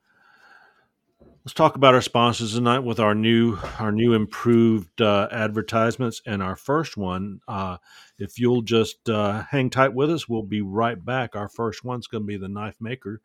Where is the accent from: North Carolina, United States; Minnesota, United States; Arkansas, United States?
North Carolina, United States; also born or lived in Georgia / Michigan; now in Alabama, United States; born in Georgia, grew up North Carolina, lived in Michigan for a decade, and then moved to Alabama